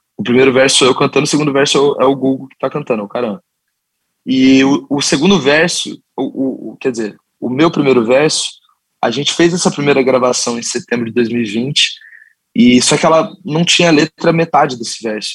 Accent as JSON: {"language": "Portuguese", "town": "Curitiba", "region": "Paraná", "country": "Brazil", "tie": "born or raised there", "said": "nós cinco somos nascidos e criados em Curitiba"}